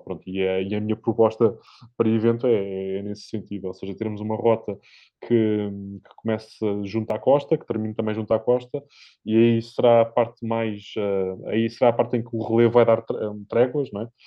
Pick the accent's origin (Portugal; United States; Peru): Portugal; Centro; eu sou, sou mais do centro, do centro de Portugal, não sou, não sou do norte de Portugal